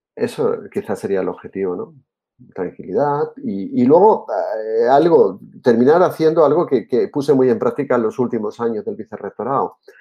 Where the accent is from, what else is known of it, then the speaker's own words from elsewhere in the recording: Seville, Andalusia, Spain; also born or lived in Jerez de la Frontera; yo soy andaluz, como te he dicho antes, nací en Jerez, me crié en Sevilla, en Triana, que soy muy trianero